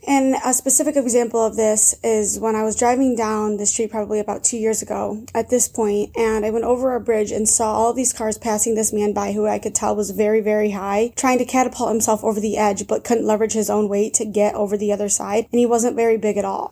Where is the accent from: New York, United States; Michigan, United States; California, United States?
New York, United States; Chautauqua County; my hometown of Chautauqua County